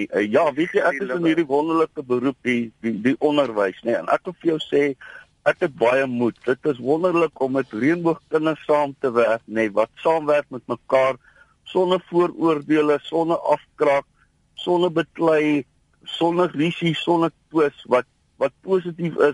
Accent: South Africa; ek is eers 'n Suid-Afrikaner en dan is ek 'n Afrikaner wat Afrikaans praat en wat blank is.

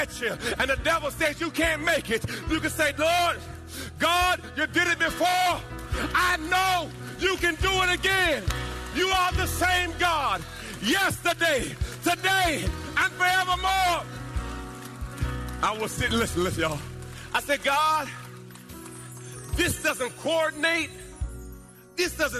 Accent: Jamaica; When I was a little boy, I was born in Jamaica. And we were in a rough part of the town

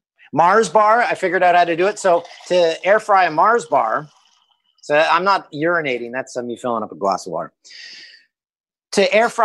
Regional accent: Peterborough, Ontario, Canada; It's a t-shirt brand that sells at a store in my hometown of Peterborough.

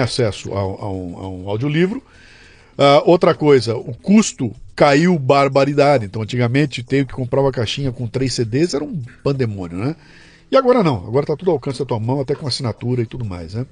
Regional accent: São Paulo, Brazil; quando era moleque, eu morava em São Paulo

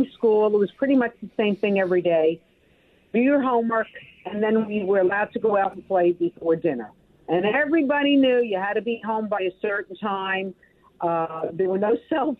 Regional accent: Brooklyn, New York, United States; also born or lived in Atlanta; I have great, great memories growing up in Brooklyn

